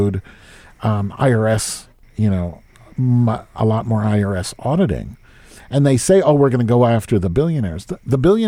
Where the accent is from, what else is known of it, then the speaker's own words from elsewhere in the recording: United States; we grew up in America